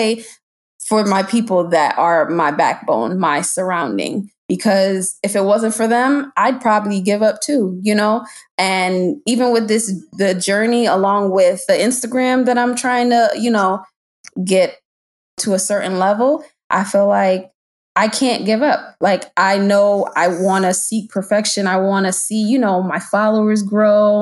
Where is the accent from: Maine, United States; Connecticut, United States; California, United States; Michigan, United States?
Connecticut, United States; Hartford; moved away as an adult; now in Maryland, United States; 7 years ago, I moved to Maryland. I'm originally from Connecticut, Hartford